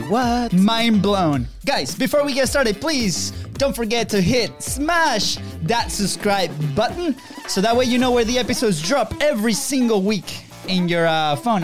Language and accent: English; Venezuela; now in United States; we are originally from Venezuela